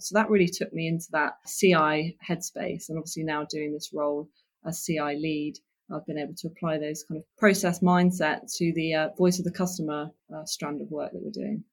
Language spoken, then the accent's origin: English; Oxford, South East England, United Kingdom; I came, came from Oxford, Oxfordshire